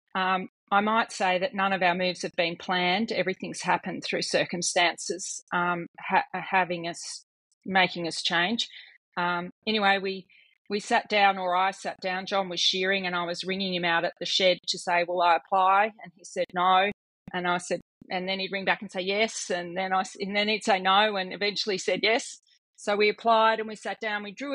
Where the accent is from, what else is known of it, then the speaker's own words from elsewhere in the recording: Western District of Victoria, Australia; moved away as an adult; also born or lived in Hay, New South Wales; I was born in the Western Districts of Victoria and got um, married and moved to Hay